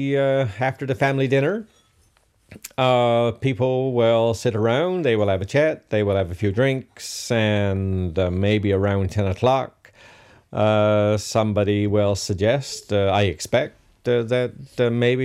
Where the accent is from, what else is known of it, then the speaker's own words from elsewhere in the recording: Robert's Arm, Newfoundland and Labrador, Canada; now in Brighton, Canada; I grew up in Robert's Arm.